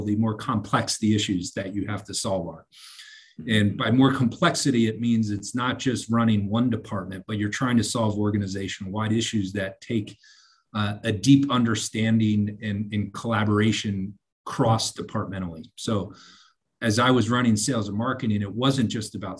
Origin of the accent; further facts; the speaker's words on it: suburb of Philadelphia, Southern New Jersey, United States; moved away as an adult; also born or lived in Arizona; I grew up in Southern New Jersey. So I grew up in a suburb of Philadelphia